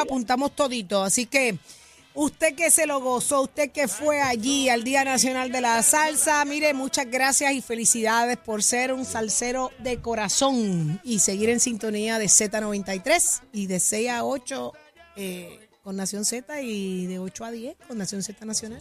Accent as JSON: {"language": "Spanish", "country": "Puerto Rico", "said": "como buenos puertorriqueños"}